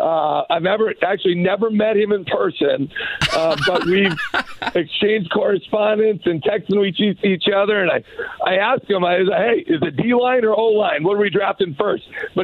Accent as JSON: {"language": "English", "region": "Minnesota", "country": "United States", "moved": "yes", "said": "I'm a Vikings fan, first and foremost. I got to admit, cause I'm from Minnesota."}